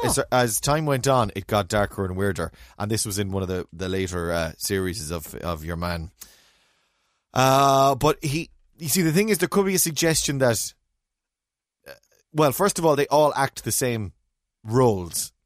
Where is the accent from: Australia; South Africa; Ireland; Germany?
Ireland; as Irish people